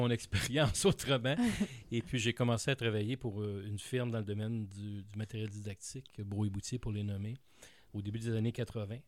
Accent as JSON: {"language": "French", "town": "Montreal", "region": "Quebec", "country": "Canada", "tie": "born or raised there", "said": "J'ai grandi à Montréal, dans l'est de Montréal"}